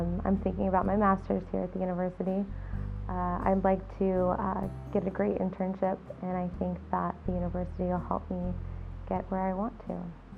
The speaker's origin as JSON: {"language": "English", "town": "Seward", "region": "Nebraska", "country": "United States", "said": "I'm from Seward, Nebraska, and I'm a junior textiles, apparel, and design student."}